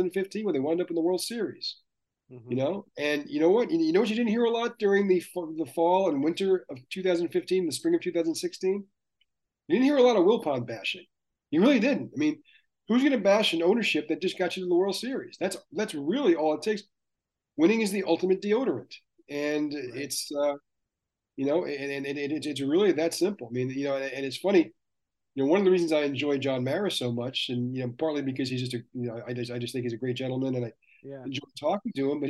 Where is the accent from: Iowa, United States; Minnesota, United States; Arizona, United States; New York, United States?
New York, United States; Long Island; a kid who grew up on Long Island